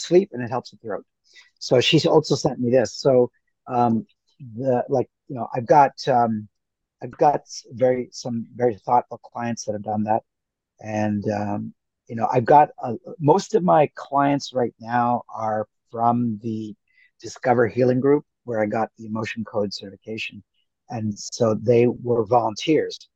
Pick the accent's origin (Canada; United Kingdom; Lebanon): Canada; also born or lived in India / Toronto / United States; I did most of my growing up in Canada, a little bit in the states